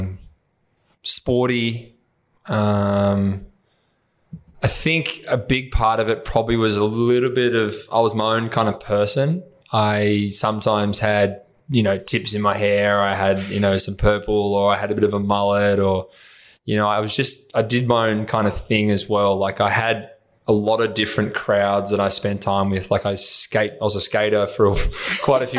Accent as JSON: {"language": "English", "town": "Horsham", "region": "Victoria", "country": "Australia", "tie": "born or raised there", "accent": "Aussie", "said": "I grew up obviously in Horsham in Country Vic"}